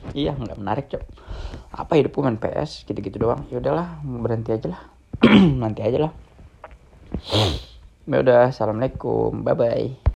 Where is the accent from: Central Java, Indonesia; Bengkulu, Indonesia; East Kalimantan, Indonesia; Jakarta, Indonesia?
East Kalimantan, Indonesia; Balikpapan; now in Yogyakarta, Indonesia; mau pulang ke rumah Balikpapan